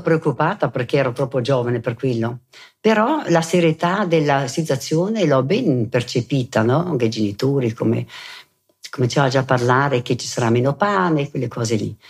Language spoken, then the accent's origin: Italian; Merano, Trentino-Alto Adige, Italy; also born or lived in Bolzano; sono nata a Bolzano e sono rimasta lì fino ai quattro anni, presso poco, e poi con la famiglia siamo venuti ad abitare a Merano